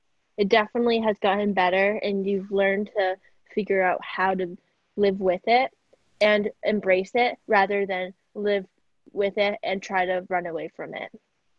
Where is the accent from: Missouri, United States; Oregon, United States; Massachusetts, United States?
Massachusetts, United States; I'm from Massachusetts. I'm not from New York